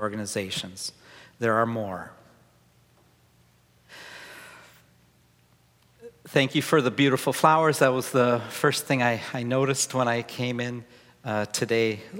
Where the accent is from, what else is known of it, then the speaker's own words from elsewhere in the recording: Wisconsin, United States; also born or lived in Chicago; now in Seattle, United States; I grew up in Wisconsin. I spent a lot of time in Chicago.